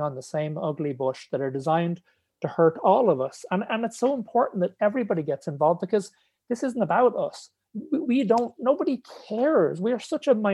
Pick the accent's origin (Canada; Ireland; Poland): Ireland; moved away as an adult; now in England; So they moved back to Ireland, and I grew up in Tala